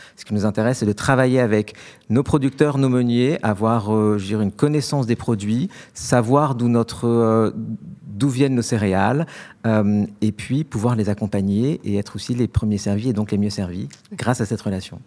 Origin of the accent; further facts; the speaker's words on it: France; also born or lived in London; en tant que bon Français